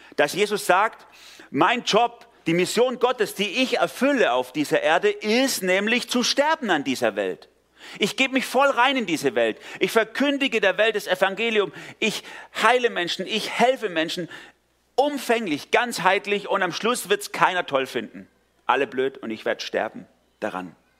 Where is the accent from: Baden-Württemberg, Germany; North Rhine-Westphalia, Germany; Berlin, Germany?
Baden-Württemberg, Germany; Swabia; also born or lived in Durlach, Karlsruhe; now in Karlsruhe, Germany; weil ich als Schwabe in Baden gelandet bin